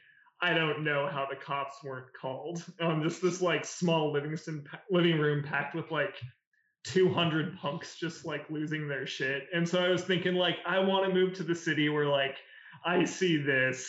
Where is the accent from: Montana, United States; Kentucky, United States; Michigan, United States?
Montana, United States; moved away as an adult; now in Seattle, United States; My partner and I moved here from Montana, that time. And it was just wanting to leave a really, like, conservative state where we had both grown up.